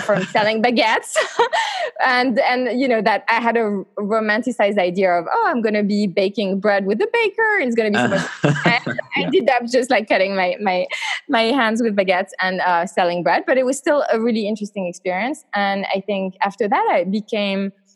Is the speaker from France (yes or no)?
yes; eastern France, France; moved away; I grew up in France, in the east of France.